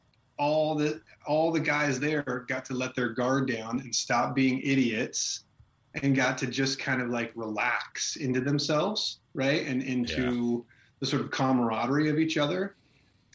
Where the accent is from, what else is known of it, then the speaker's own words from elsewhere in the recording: Manteca, California, United States; also born or lived in Chicago, United States; now in Indiana, United States; I grew up in Manteca